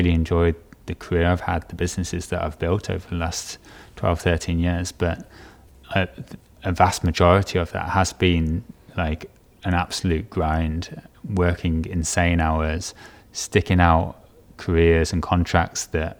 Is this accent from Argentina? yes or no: no; Stourport-on-Severn, West Midlands, United Kingdom; No, I grew up in the West Midlands, in a little town called Starport-on-Severn, near Bewdley. No one seems to know Starport-on-Severn, but everyone seems to know Bewdley.